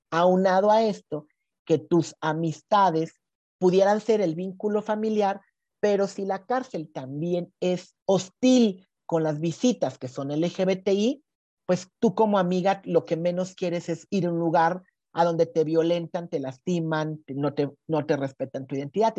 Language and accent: Spanish; Veracruz, Mexico; now in Mexico City, Mexico; yo soy jarocha